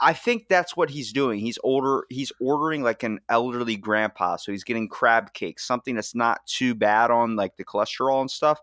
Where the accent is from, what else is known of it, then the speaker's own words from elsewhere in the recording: Maryland, United States; I'm from Maryland